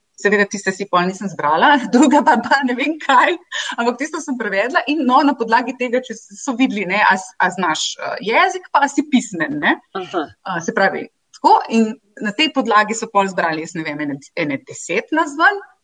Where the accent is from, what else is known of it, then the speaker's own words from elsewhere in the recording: Nova Gorica, Goriška, Slovenia; moved away; jaz sem iz Nove Gorice doma eh, in tam sem obiskovala tudi osnovno šolo in gimnazijo